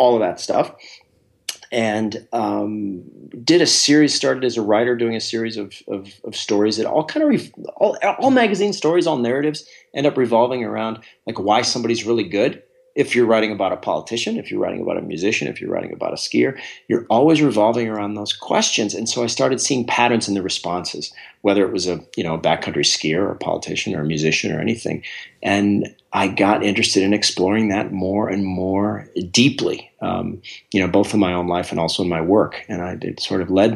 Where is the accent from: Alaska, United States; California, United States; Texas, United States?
Alaska, United States; I'm a kid from Alaska. And that growing up there has its own sort of set of unique qualities